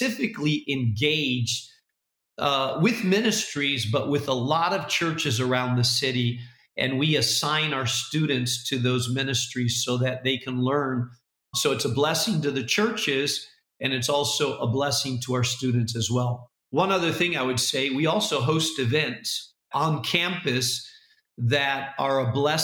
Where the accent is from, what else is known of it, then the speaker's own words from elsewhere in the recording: Spain; now in Chicago, United States; I speak Spanish because I grew up in Spain